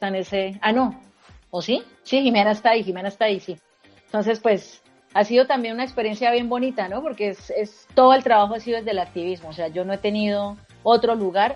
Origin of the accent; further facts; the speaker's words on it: Bucaramanga, Santander, Colombia; moved away as an adult; now in Bogotá, Colombia; mi ciudad natal, en Bucaramanga. Yo ahora vivo en Bogotá